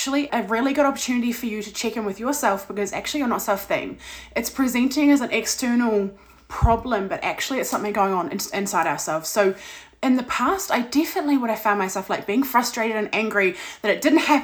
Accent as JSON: {"language": "English", "country": "New Zealand", "said": "I am from New Zealand."}